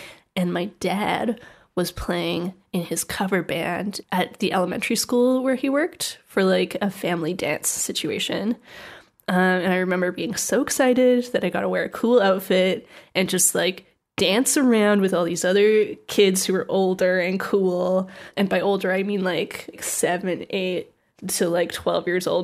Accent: Canada; from my hometown in Canada

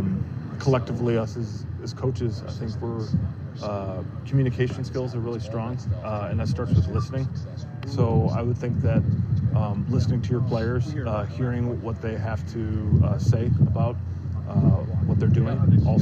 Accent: California, United States; and we're from Northern California, so we're, there's nothing you can do because you can't simulate this environment.

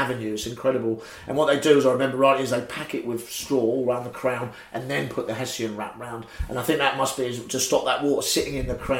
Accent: London, United Kingdom; I'm a Londoner, so I garden in small spaces.

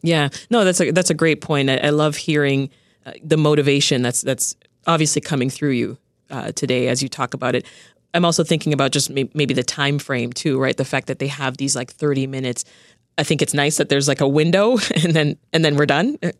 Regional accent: Toronto, Ontario, Canada; also born or lived in Jamaica; I spent the, the next part of my life growing up in Toronto, Canada. When we left Jamaica, that's where we went to.

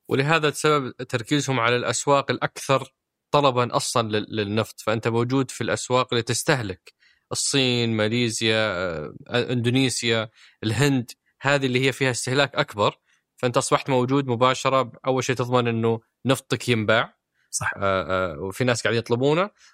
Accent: Saudi Arabia; عندنا في السعوديه

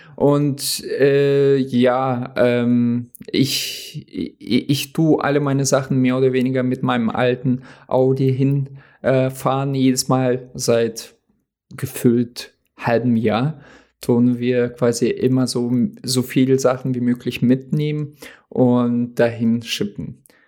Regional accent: Oldenburg, Lower Saxony, Germany; moved away as an adult; also born or lived in Russia; now in North Hesse, Germany; da sind wir halt aus Russland hergezogen, aber da habe ich meine ganze äh, Kindheit in Deutschland verbracht, also beziehungsweise Jugend. Und diese Stadt ist sehr schön. Oldenburg

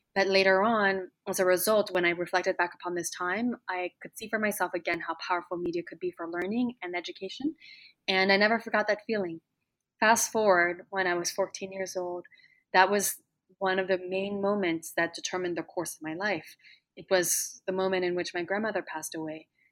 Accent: Plano, Texas, United States; moved away; when I was growing up in Texas, did love Texas just as my fellow Texans did, and also grew up loving the environment of Plano

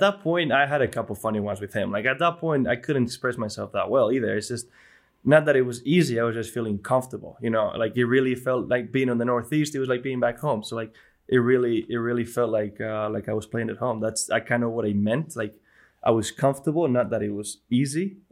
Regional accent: Bilbao, Basque Country, Spain; first language Spanish; English is a second language; moved away; my hometown in Spain, in Bilbao, in in a church I grew up going with uh, with my grandma.

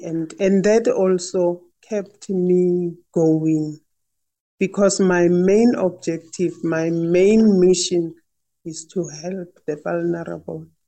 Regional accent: Limpopo, South Africa; also born or lived in Republic of Ireland; now in Pretoria, South Africa; I'm originally from Limpopo, little village called Jane Fes

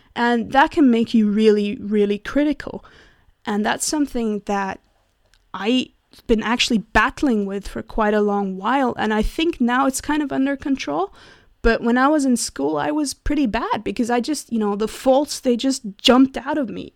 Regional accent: Switzerland; I'm from Switzerland

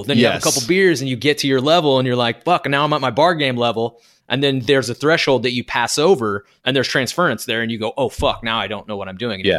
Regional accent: Arkansas, United States; moved away; also born or lived in Branson, Missouri / Springfield, Missouri; And I grew up in Arkansas.

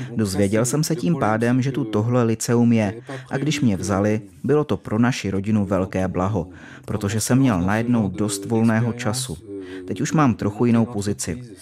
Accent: near Poitiers, western France, Nouvelle-Aquitaine, France; first language French; Czech is a second language; moved away as an adult; now in Prague, Czech Republic; Vyrostl jsem u Poitiers v západní Francii, nedaleko pobřeží Atlantiku

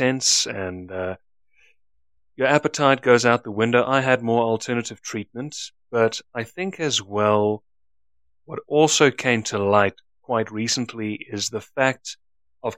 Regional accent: South Africa; I'm South African.

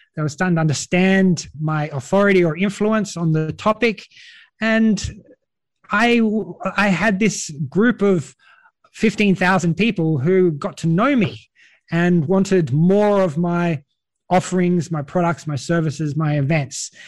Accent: Australia; accent: Australian; now in Europe; you might notice by my accent, I'm an Australian, an Aussie from down under

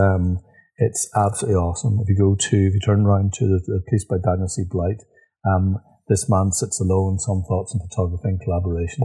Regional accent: Northern Ireland, United Kingdom; I'm a Northern Irish.

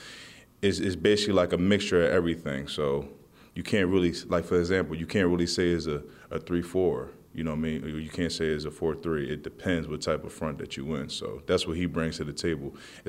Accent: Philadelphia, Pennsylvania, United States; You know, I'm from Philly, so, you know what I mean? I was more of an Eagles, but, you know, I never hated the Giants, though.

